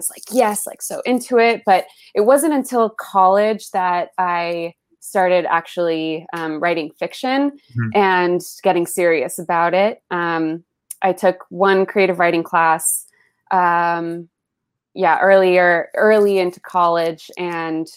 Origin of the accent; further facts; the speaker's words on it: Los Altos, California, United States; first language Spanish; English is a second language; also born or lived in Colombia; I'm from the Bay Area, from a town called Los Altos, sleepy little Bay Area town